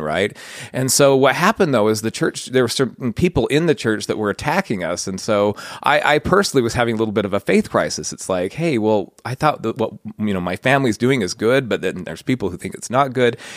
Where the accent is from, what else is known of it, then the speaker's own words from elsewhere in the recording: Layton, Utah, United States; I grew up in Layton. I kinda had a pretty idyllic childhood